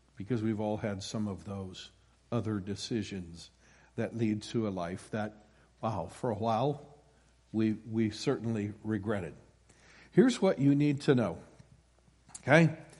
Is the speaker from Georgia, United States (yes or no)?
no; Iowa, United States; moved away; born and raised in Iowa